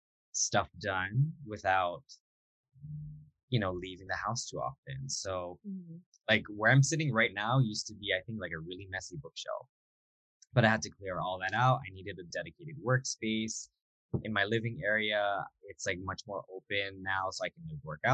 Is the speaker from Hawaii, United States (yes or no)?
yes; Hilo, Hawaii, United States; moved away; I was actually in my hometown of Hilo from March to July